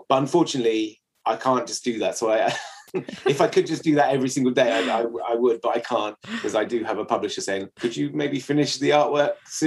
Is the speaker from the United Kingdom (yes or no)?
yes; England, United Kingdom; as an Englishman